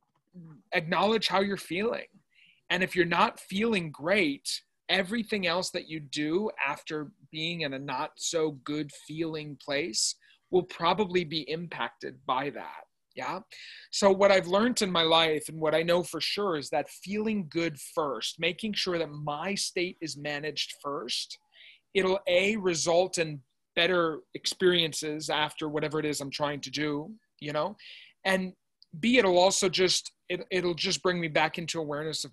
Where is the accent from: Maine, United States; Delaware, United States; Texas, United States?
Maine, United States; Lewiston; I grew up in Maine, where you grew up, and I didn't grow up with internet